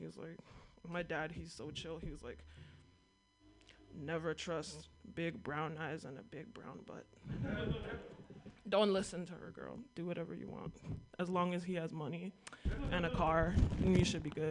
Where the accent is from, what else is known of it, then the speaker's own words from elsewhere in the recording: Sacramento, California, United States; I'm from Sacramento, and Sacramento is one of the most ethnically diverse cities